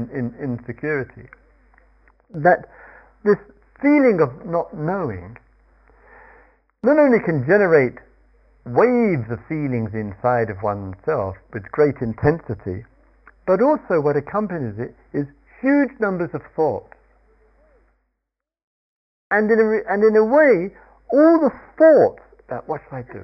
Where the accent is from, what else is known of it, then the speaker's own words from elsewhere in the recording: Surrey, South East England, United Kingdom; I come from Surrey